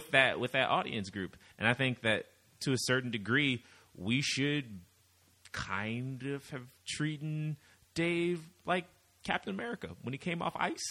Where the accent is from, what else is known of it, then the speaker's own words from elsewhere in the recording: Midwest, United States; we're both from the Midwest